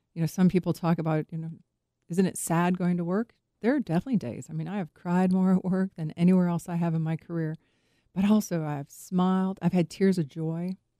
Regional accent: Chicago, Illinois, United States; I grew up in Chicago

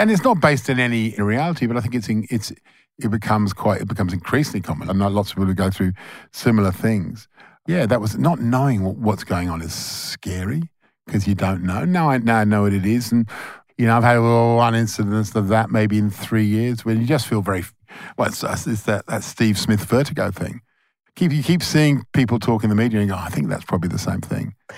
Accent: Melbourne, Victoria, Australia; We're all from Melbourne.

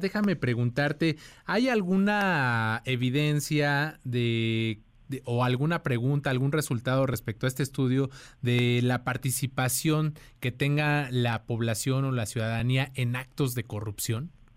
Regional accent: Mexico

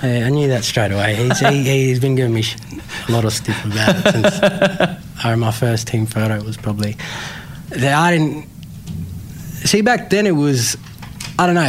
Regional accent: Tiwi Islands, Northern Territory, Australia; moved away; also born or lived in Darwin / Melbourne; growing up on the Tiwi Islands

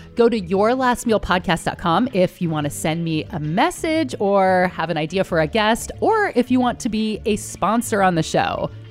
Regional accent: Bay Area, California, United States; we're both Jews from the Bay Area

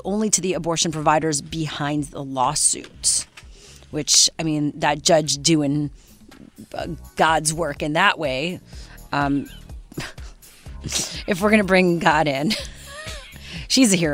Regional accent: Canada

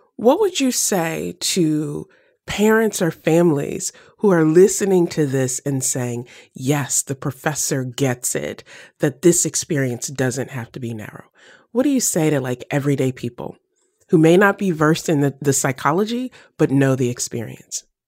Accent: the South, United States; I grew up in the South

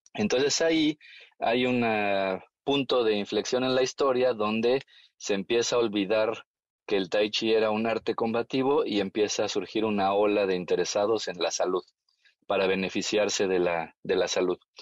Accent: Mexico; Yo hago la broma de que soy mexicano, pero soy made in China

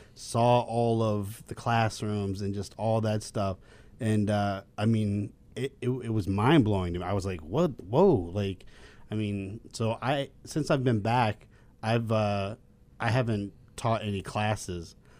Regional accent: Raleigh, North Carolina, United States; moved away as an adult; also born or lived in Chicago / Amsterdam; now in Los Angeles, United States; I'm from, uh, Raleigh, North Carolina

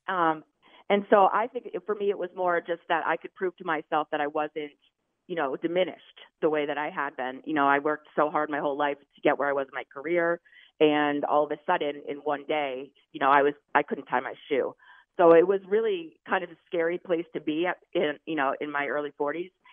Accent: Maine, United States; moved away; I'm from Maine, so I was in Maine

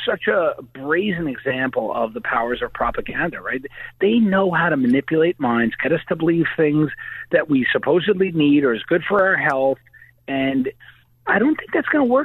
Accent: New York, United States; I'm a brawler. I'm from New York

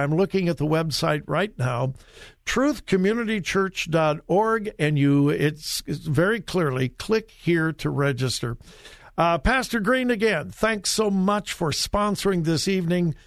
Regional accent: Los Angeles, California, United States; I grew up in the Los Angeles area

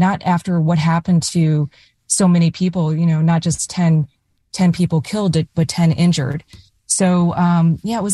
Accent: East Coast, United States; I grew up on the East Coast in the 80s and 90s, not from California

